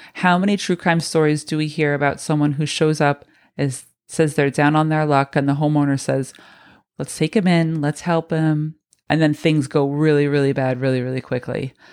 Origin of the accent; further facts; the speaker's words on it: Spokane, Washington, United States; moved away; spend some time growing up in Spokane, in Washington